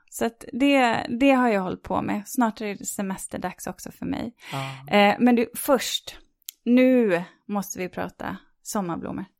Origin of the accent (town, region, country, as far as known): Sweden